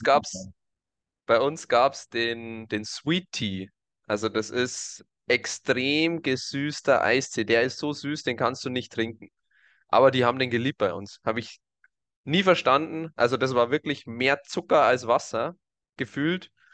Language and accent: German; Germany; bei uns in Deutschland